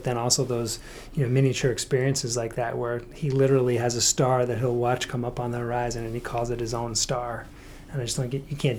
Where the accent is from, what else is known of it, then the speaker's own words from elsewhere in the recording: New York City, New York, United States; I was raised in New York City, ironically, but neither of my parents came from New York City.